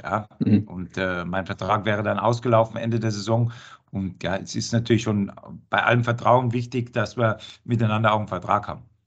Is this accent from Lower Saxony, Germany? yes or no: no; Bavaria, Germany; also born or lived in Duisburg / Cologne / Krefeld; now in Frankfurt, Germany; Wo ich herkomme, in Bayern